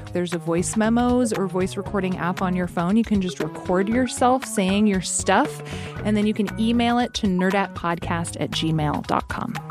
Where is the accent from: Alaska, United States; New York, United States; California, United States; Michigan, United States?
Alaska, United States; growing up in Alaska